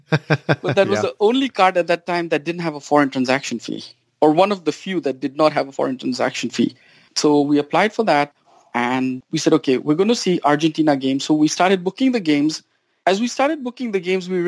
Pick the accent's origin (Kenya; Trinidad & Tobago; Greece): Kenya; now in United States; I grew up in Kenya